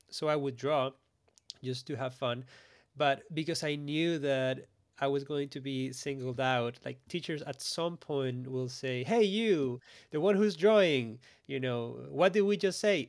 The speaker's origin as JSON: {"language": "English", "country": "Costa Rica", "tie": "born or raised there", "said": "born and raised in Costa Rica"}